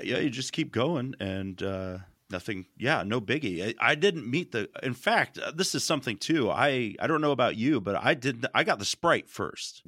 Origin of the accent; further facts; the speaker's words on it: United States; I grew up in America